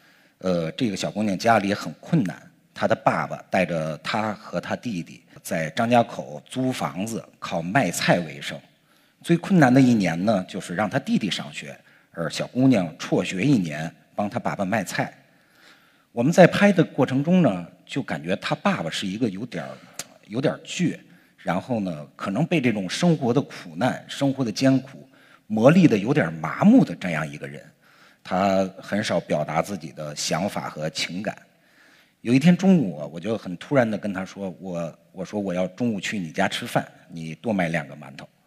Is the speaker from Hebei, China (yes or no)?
yes; Langfang, Hebei, China; 在我的老家河北廊坊。